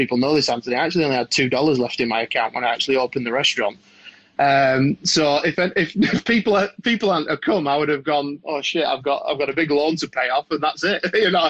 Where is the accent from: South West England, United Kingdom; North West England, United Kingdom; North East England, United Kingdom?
North West England, United Kingdom; Blackburn; Well, I grew up in North Manchester, so Blackburn, a little town just north of Manchester, about 30 minutes north.